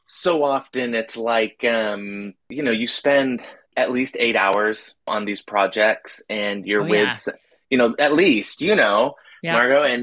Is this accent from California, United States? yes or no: yes; Los Angeles, California, United States; I grew up in California, I grew up